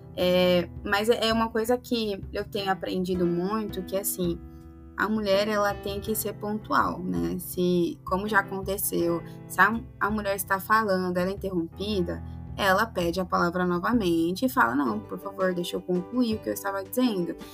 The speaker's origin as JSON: {"language": "Portuguese", "town": "Sorriso", "region": "Mato Grosso", "country": "Brazil", "said": "Eu sou de Sorriso"}